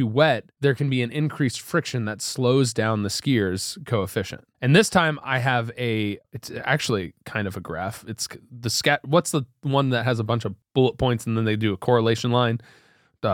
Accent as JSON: {"language": "English", "region": "Ohio", "country": "United States", "moved": "yes", "said": "I'm from Ohio. It's colder there."}